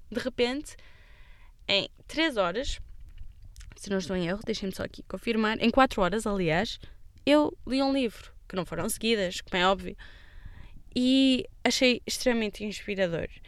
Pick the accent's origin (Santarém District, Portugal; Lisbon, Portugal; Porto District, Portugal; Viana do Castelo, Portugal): Porto District, Portugal; Amarante; porque na altura trabalhava em Braga e sou natural de Amarante.